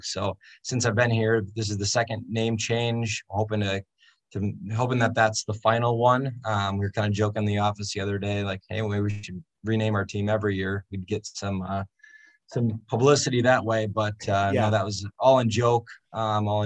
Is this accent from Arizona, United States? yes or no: no; near La Crosse, Wisconsin, United States; ended up making the move to the university close to my hometown